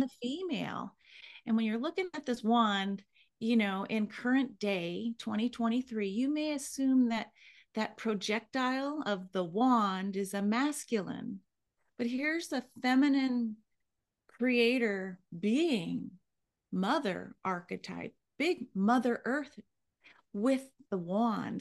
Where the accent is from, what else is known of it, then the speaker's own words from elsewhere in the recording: Hawaii, United States; I was born in Hawaii.